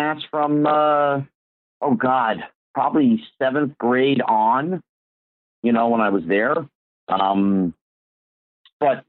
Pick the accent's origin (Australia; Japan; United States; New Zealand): United States; Bridgewater, New Jersey; moved away as an adult; also born or lived in Hollywood, California; I grew up in New Jersey